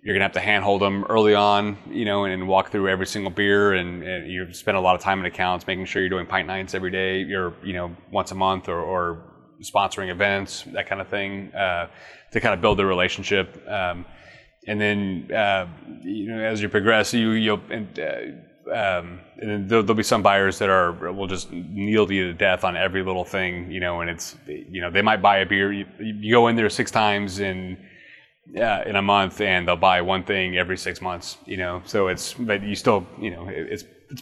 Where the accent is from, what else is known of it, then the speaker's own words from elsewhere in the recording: Austin, Texas, United States; moved away as an adult; now in Houston, United States; I'm from Austin originally